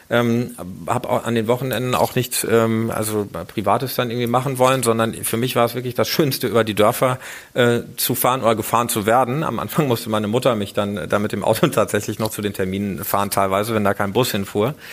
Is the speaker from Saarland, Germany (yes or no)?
no; Iserlohn, North Rhine-Westphalia, Germany; die Lokalzeitung meiner Heimatstadt Iserlohn, das ist der äh, Iserlohner Kreisanzeiger